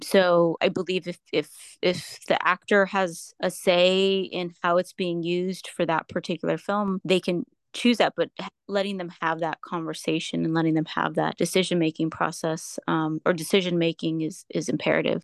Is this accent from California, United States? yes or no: yes; San Jose, California, United States; moved away as an adult; now in Los Angeles, United States; I'm from San Jose, California, specifically East Side San Jose, where I was raised.